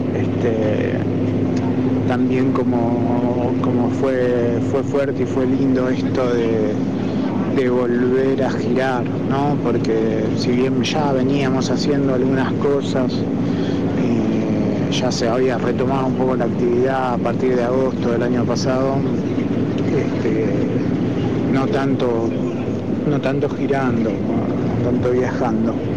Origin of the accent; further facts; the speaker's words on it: Argentina; somos argentinos, no somos colombianos